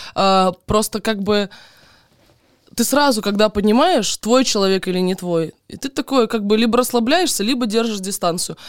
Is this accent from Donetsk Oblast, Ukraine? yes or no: yes; Donetsk Oblast, Ukraine; moved away as an adult; also born or lived in Crimea; now in Moscow, Russia; Я украинка, я родилась, короче, я родилась на Украине, я выросла в Донецкой области